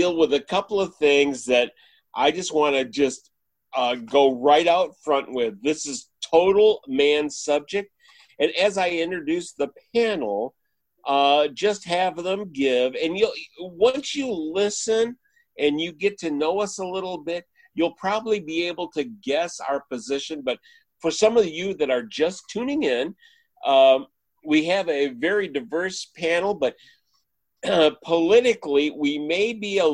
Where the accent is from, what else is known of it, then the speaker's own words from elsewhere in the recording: Michigan, United States; now in Texas, United States; I'm from Michigan, was raised on a farm